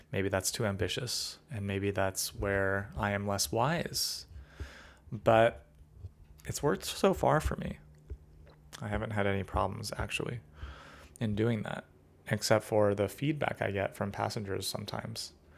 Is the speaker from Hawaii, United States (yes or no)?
no; California, United States; being a Californian